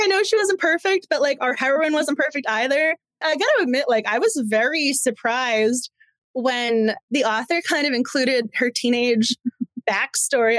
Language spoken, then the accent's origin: English; Massachusetts, United States; moved away as an adult; now in Washington, D.C., United States; I'm originally from Massachusetts and I live in DC